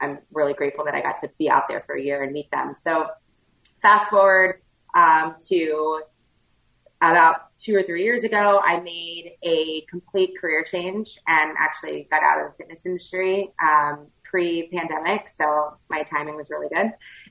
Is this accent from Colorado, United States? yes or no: no; Houston, Texas, United States; moved away as an adult; also born or lived in New York City / Northeast US; now in Delray Beach, United States; I am born and raised in Houston, Texas.